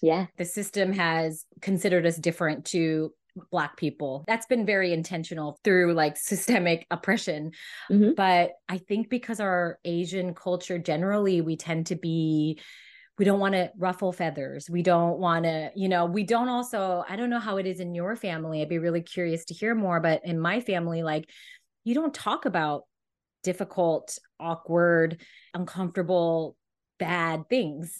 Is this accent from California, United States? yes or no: yes; California, United States; I was always growing up in California